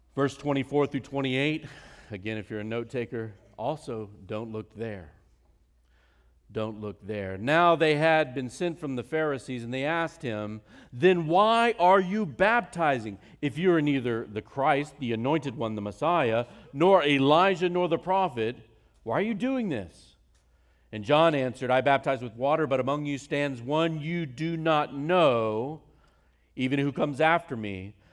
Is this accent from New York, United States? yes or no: no; Virginia, United States; moved away; also born or lived in North Carolina; I grew up in Virginia and went to the University of North Carolina